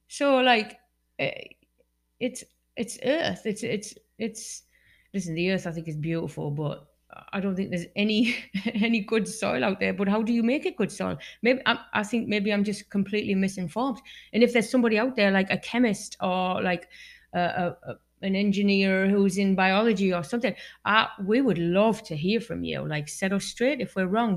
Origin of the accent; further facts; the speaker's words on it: Newton Aycliffe, North East England, United Kingdom; moved away; I'm from England, right? And um, where I live in this town called Newton Aycliffe